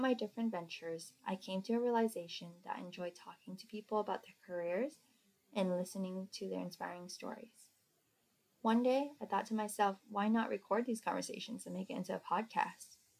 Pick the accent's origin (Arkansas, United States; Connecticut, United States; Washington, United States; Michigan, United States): Washington, United States; Seattle; I grew up in Seattle, Washington, around friends that were entrepreneurs